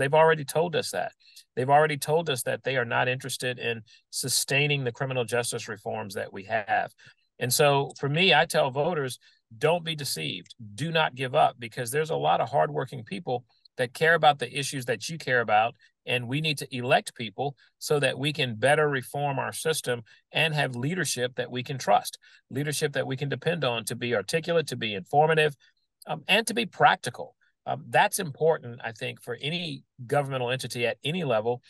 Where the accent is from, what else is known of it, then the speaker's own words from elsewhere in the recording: New Orleans, Louisiana, United States; a kid growing up in New Orleans